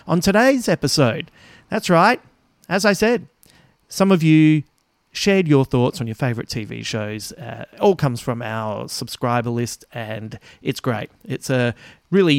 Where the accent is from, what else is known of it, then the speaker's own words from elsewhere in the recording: Adelaide, South Australia, Australia; moved away; I will be back in my hometown soon